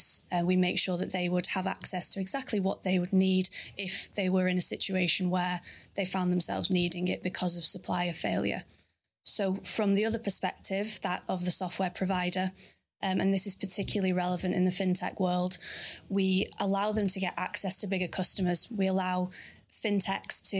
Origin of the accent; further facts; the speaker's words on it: Manchester, North West England, United Kingdom; I'm from Manchester, so that's where I live currently